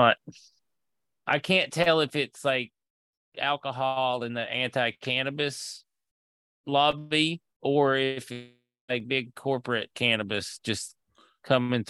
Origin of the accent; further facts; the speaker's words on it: Tennessee, United States; I'm from Tennessee.